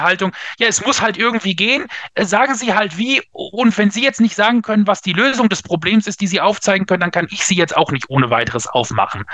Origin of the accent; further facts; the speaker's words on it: Lingen, Lower Saxony, Germany; also born or lived in Bremen; bin aber groß geworden in Lingen an der Ems in Niedersachsen